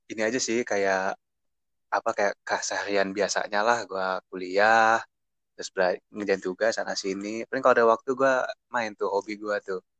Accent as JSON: {"language": "Indonesian", "town": "Bogor", "region": "West Java", "country": "Indonesia", "said": "Perkenalkan … gue dari Bogor."}